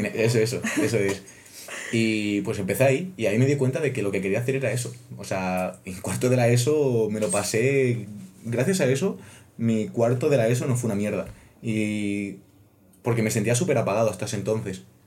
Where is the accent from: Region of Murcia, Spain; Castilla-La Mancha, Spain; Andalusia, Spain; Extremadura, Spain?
Extremadura, Spain; moved away as an adult; now in Madrid, Spain; yo no soy de Madrid, yo soy de Extremadura. Venir a Madrid desde Extremadura fue un cambio duro